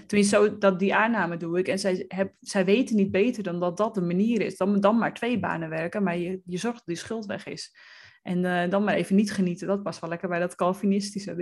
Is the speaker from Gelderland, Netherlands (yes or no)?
no; West Friesland, North Holland, Netherlands; ik ben opgegroeid in West-Friesland